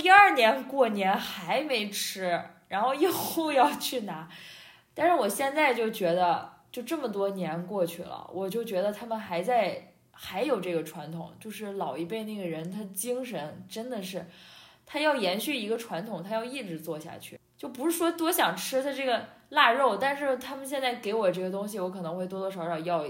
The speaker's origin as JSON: {"language": "Chinese", "region": "northern China", "country": "China", "said": "虽然我身为一个北方人"}